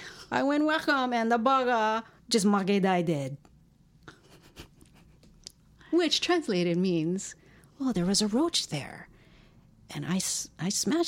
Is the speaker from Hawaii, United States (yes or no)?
yes; Hawaii, United States; Like, oh, yeah, in Hawaii, growing up, small kid time, you just used to going outside harashi.